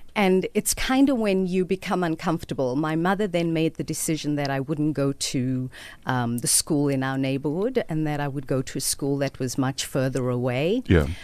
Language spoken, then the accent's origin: English; Cape Town, Western Cape, South Africa; also born or lived in Mitchells Plain, Cape Town; I was born in District 6 and we lived there until I was eight or nine.